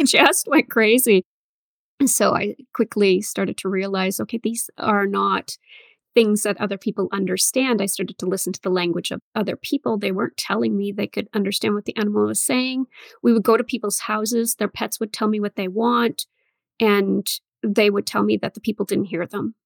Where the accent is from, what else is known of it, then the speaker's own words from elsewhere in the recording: Northern Ontario, Canada; I grew up in Northern Ontario